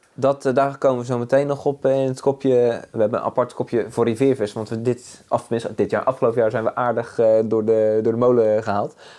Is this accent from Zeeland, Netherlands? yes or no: yes; Zeeland, Netherlands; born or raised there